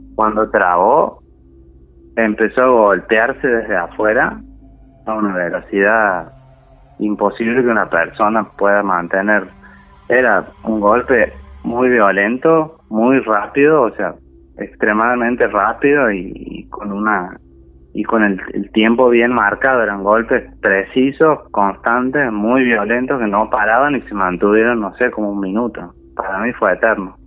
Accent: Santiago del Estero, Argentina; now in Córdoba, Argentina; Soy de Santiago del Estero, pero vivo acá hace muchos años y ya me radiqué acá

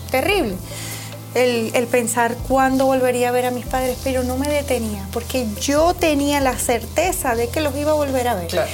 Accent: Venezuela; moved away as an adult; now in United States; Yo vengo de Venezuela. Eh, hace siete años llegué aquí, a este país

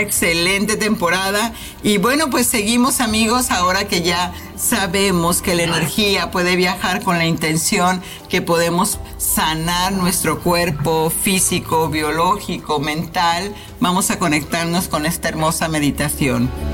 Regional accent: Mexico City, Mexico; moved away; nos estamos conectando a la Ciudad de México, por supuesto, bella y hermosa, de donde soy natal

